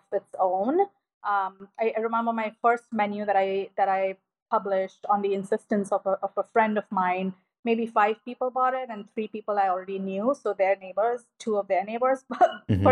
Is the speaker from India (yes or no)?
yes; India; moved away; my friends who I grew up with in India